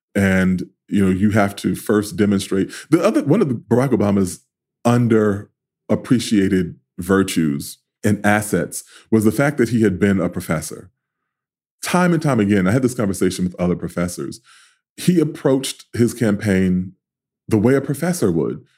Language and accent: English; New York City, New York, United States; I grew up in South Jamaica.